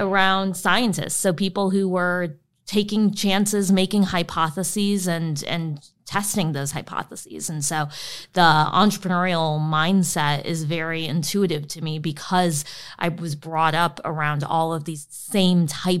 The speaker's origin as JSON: {"language": "English", "region": "Illinois", "country": "United States", "tie": "born or raised there", "said": "This was outside of Chicago."}